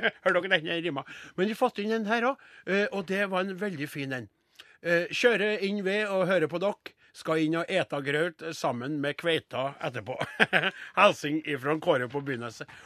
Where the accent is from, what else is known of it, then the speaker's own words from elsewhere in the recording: Trøndelag, Norway; vi er jo trøndere